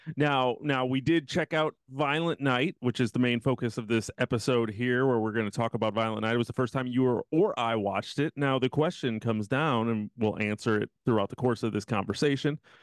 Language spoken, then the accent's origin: English; Midwest, United States; now in Texas, United States; growing up in the Midwest